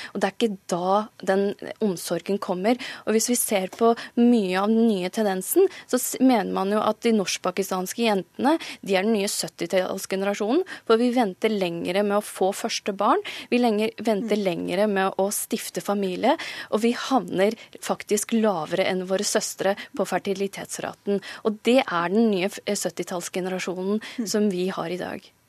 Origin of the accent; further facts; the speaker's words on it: Norway; jeg er født og oppvokst i Norge